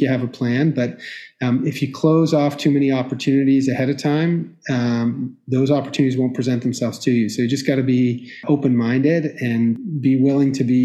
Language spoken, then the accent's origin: English; Toronto, Ontario, Canada; moved away as an adult; also born or lived in Victoria / London, Ontario; now in Boston, United States; Canadian born. I grew up in Toronto, did my high school there